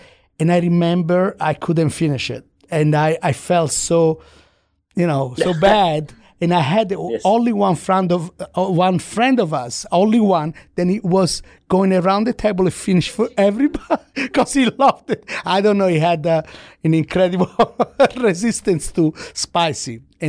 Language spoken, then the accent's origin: English; Florence, Tuscany, Italy; I grew up in Tuscany, in Florence, right?